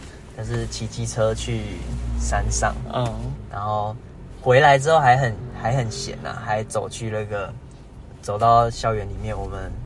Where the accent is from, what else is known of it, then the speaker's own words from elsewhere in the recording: Keelung, Taiwan; 因为我念台北的学校，但其实我是基隆人